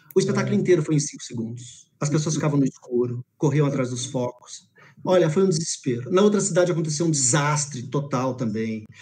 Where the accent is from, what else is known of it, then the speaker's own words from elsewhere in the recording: São Paulo, Brazil; also born or lived in Manaus / Belém; eu sou da Zona Leste, tá? eu fui, fui, criado em Hermelino Matarazzo